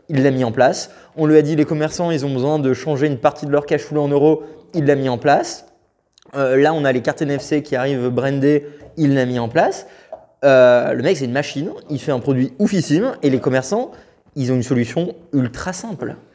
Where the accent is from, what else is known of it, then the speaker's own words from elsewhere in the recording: France; personnellement, je suis français de base